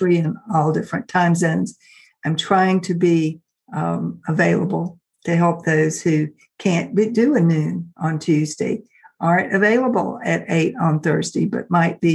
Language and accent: English; Richmond, Virginia, United States; Richmond, which is my hometown here in Virginia